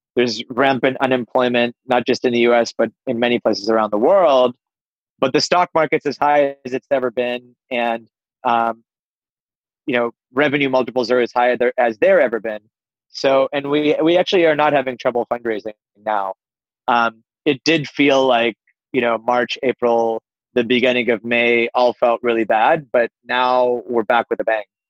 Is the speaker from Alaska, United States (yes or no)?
no; Pittsburgh, Pennsylvania, United States; I grew up on the East Coast of the United States in Pittsburgh, but uh, I'm of Indian heritage